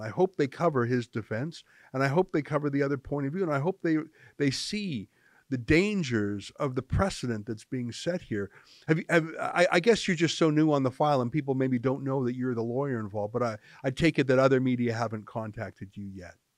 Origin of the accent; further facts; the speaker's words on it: Canada; I'm just a Canadian